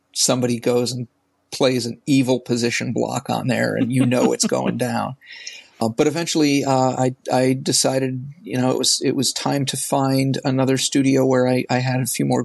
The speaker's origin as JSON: {"language": "English", "region": "New England", "country": "United States", "tie": "born or raised there", "said": "I grew up in New England"}